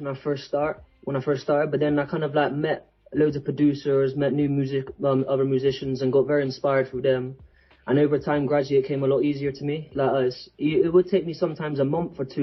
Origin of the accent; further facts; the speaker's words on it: England, United Kingdom; I'm from England